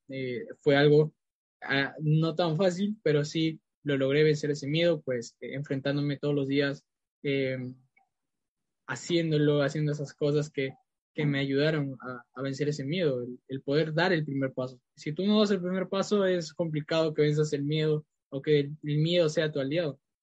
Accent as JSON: {"language": "Spanish", "region": "Lima", "country": "Peru", "tie": "born or raised there", "also_born_or_lived": "Iquitos, Peru", "said": "pues nací en Perú en Iquitos y bueno, yo cuando era pequeño mis padres me trajeron aquí a Lima y aquí crecí la mayor parte de mi vida"}